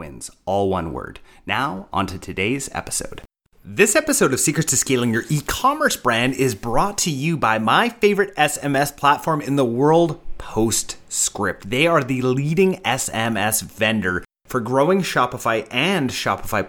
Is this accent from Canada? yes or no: yes; Canada; other Canadians